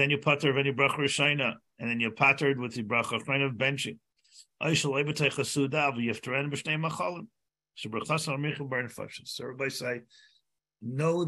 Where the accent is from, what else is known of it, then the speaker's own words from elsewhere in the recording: United States; I'm an American